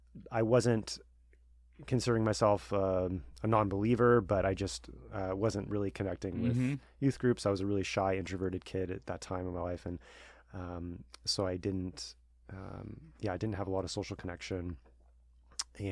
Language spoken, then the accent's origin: English; Long Beach, California, United States; Thanks, Colton, for having me on. My story, I grew up in Southern California and grew up in Long Beach